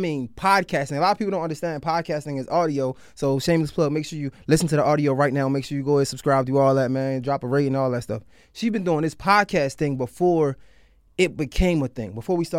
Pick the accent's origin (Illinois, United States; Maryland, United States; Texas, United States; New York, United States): Maryland, United States; Baltimore; I'm from Baltimore.